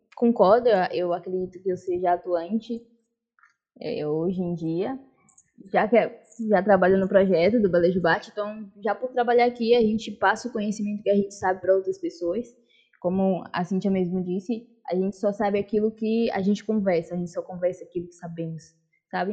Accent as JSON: {"language": "Portuguese", "region": "Bahia", "country": "Brazil", "tie": "born or raised there", "also_born_or_lived": "Salvador", "lives_now": "Praia do Forte, Brazil", "said": "sou nascida na Bahia mesmo, em Salvador, mas moro agora na região de Prado Forte, aqui no litoral. É, já estou aqui há mais, há mais ou menos 10 anos"}